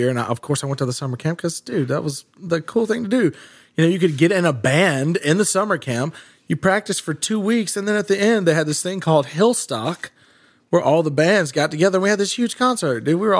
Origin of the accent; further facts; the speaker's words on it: Philadelphia, Mississippi, United States; also born or lived in Meridian, Mississippi / Memphis, Tennessee; now in Nashville, United States; I was born in Meridian, Mississippi, raised in Philadelphia, Mississippi, and spent 6.5 years with my father here in Nashville, lived out in Leaper's Fork.